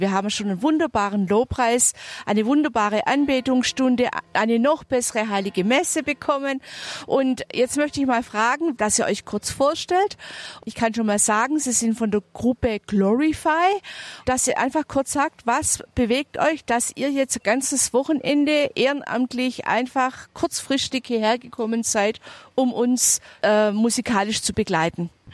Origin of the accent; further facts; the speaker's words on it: near Triftern, Bavaria, Germany; ich komme aus der Nähe von Triftern